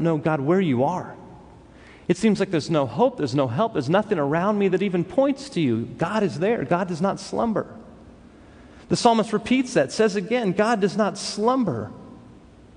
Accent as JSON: {"language": "English", "town": "Los Angeles", "region": "California", "country": "United States", "tie": "born or raised there", "said": "I grew up in Los Angeles. Growing up in Los Angeles, you meet a lot of different type of people."}